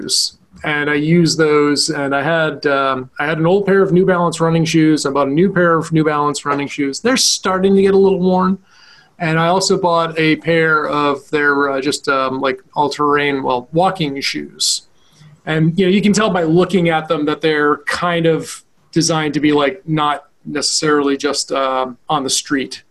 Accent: Vermont, United States; growing up in Vermont, we never had air conditioning

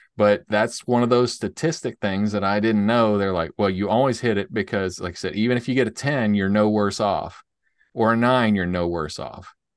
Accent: Nashville, Tennessee, United States; we're from Nashville

